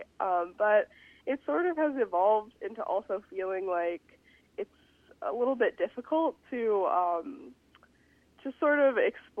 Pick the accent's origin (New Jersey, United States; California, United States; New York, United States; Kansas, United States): California, United States; outside of Los Angeles; moved away as an adult; now in St. Paul, United States; I grew up outside of Los Angeles